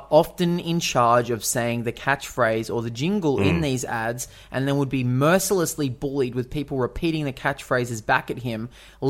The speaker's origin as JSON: {"language": "English", "country": "Canada", "said": "Like me and you. We're all Canadian."}